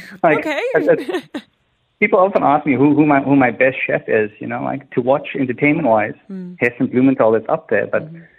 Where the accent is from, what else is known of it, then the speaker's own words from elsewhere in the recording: Cape Town, Western Cape, South Africa; moved away; I grew up in Cape Town, South Africa